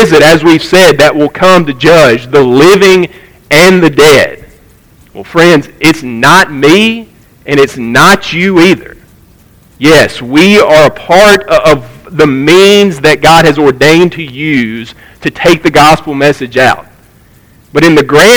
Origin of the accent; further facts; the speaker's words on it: United States; we as American Christians in 2023